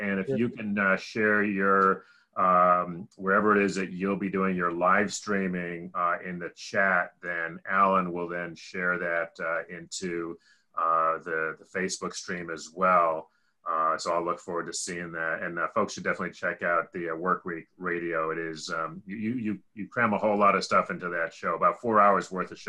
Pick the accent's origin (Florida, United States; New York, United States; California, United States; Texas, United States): California, United States; Berkeley; now in Washington, D.C., United States; I was born in Berkeley